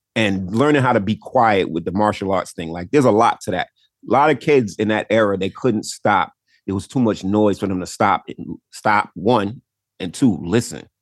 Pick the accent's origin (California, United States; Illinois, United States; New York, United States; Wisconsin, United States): New York, United States; I grew up in New York